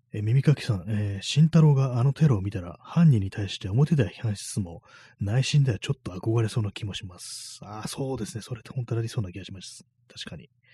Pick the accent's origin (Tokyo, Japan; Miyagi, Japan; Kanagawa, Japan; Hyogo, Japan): Tokyo, Japan; 私東京の人間なんで